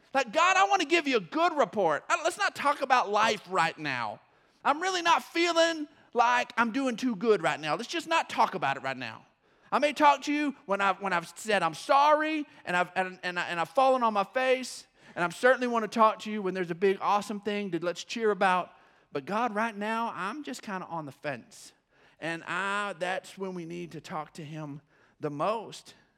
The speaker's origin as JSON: {"language": "English", "region": "West Texas", "country": "United States", "tie": "born or raised there", "said": "I was born in West Texas"}